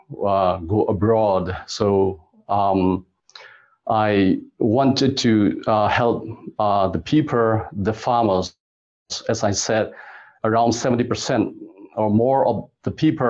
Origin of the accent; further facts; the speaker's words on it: Myanmar; moved away as an adult; also born or lived in Germany / Canada; now in Hanoi, Vietnam; I'm originally from Myanmar, which is also called Burma. And I grew up in a pretty much agricultural area in a small city